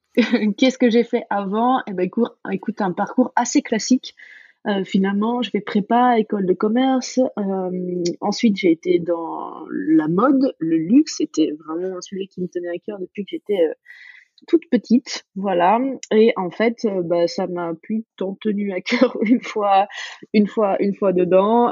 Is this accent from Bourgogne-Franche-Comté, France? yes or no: yes; Dijon, Bourgogne-Franche-Comté, France; moved away as an adult; also born or lived in New York; Je viens de Dijon. j'ai assez attaché à ma ville, à ma Bourgogne profonde